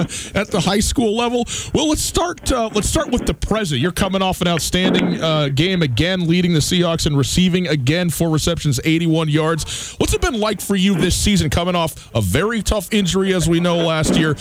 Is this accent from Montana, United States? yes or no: yes; Montana, United States; where we're from Montana